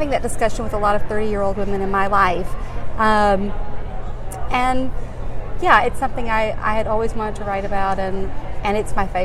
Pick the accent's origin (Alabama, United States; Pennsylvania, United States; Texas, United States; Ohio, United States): Alabama, United States; now in New York, United States; because growing up in Alabama, you know, as far as we knew, there were no gay men.